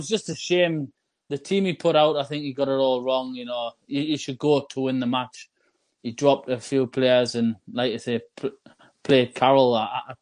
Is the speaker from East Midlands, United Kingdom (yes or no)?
no; Newcastle upon Tyne, North East England, United Kingdom; I'm just a local lad